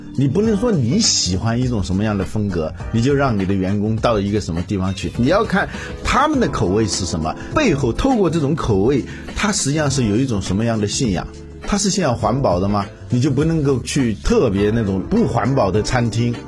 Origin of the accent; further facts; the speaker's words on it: China; 我们中国人